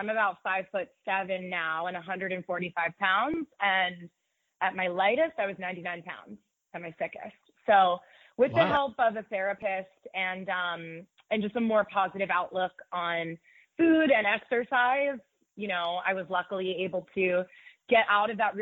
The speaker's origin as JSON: {"language": "English", "town": "Pittsburgh", "region": "Pennsylvania", "country": "United States", "tie": "born or raised there", "moved": "as an adult", "lives_now": "New York, United States", "said": "I'm from the Pittsburgh area, born and raised, went to high school here, went to college here."}